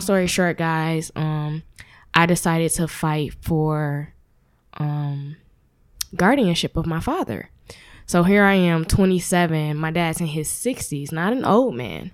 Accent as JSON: {"language": "English", "town": "Flint", "region": "Michigan", "country": "United States", "lives_now": "Lansing, United States", "said": "I'm from Flint, Michigan. Um, I currently live in Lansing"}